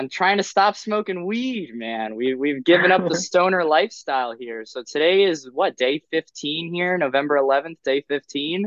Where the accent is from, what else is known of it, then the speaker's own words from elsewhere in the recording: Miami Beach, Florida, United States; now in Philadelphia, United States; I'm actually originally from Miami Beach, Florida, and I moved from sunny Florida up to where it's always sunny in Philadelphia